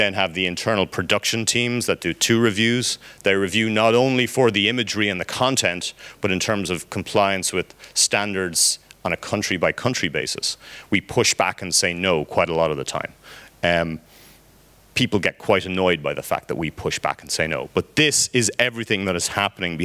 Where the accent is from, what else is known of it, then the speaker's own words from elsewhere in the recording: Ireland; I'm Irish